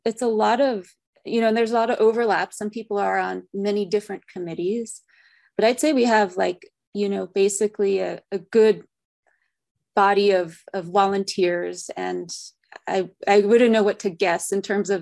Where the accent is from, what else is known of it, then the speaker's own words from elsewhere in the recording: Santa Fe, New Mexico, United States; I grew up in Santa Fe, New Mexico